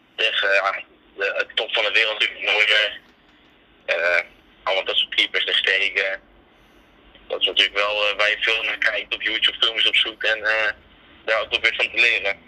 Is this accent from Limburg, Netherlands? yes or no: no; Tiel, Gelderland, Netherlands; kom uit Tiel